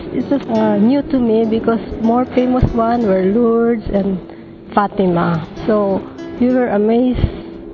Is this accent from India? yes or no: no; Philippines